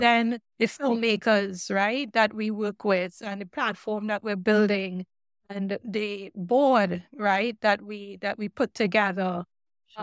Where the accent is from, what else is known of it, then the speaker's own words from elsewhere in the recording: Trinidad & Tobago; moved away; also born or lived in Oregon; growing up in Trinidad